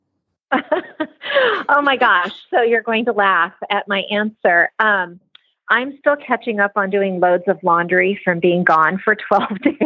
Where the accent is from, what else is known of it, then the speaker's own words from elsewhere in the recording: Missouri, United States; now in Oregon, United States; my parents' place where I grew up in Missouri